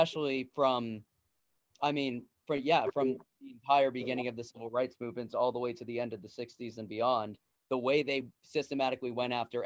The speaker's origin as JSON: {"language": "English", "region": "Connecticut", "country": "United States", "tie": "born or raised there", "moved": "yes", "said": "I'm from Connecticut originally, so I went to a pretty much all white school."}